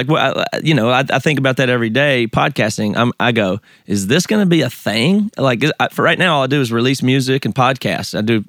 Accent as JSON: {"language": "English", "region": "the South", "country": "United States", "tie": "born or raised there", "accent": "Southern", "moved": "as an adult", "lives_now": "Seattle, United States", "said": "I grew up in the South."}